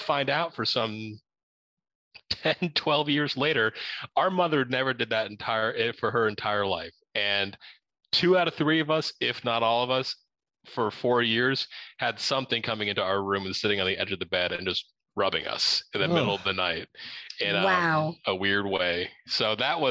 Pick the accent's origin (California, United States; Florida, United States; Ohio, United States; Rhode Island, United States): Ohio, United States; now in Arizona, United States; the area that we grew up in Ohio, just outside of the Wright-Patterson Air Force Base